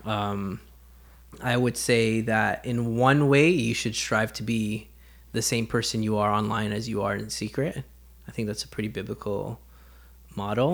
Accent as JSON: {"language": "English", "country": "Canada", "tie": "born or raised there", "said": "growing up in Canada"}